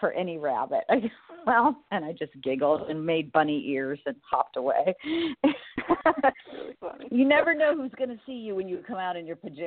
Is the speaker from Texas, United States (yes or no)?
no; Ohio, United States; also born or lived in Florida; I am a Midwest kind of farm girl